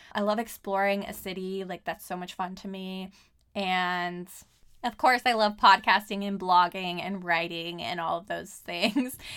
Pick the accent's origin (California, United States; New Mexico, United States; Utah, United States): California, United States; Southern; moved away as an adult; now in Portland, United States; I am from Southern California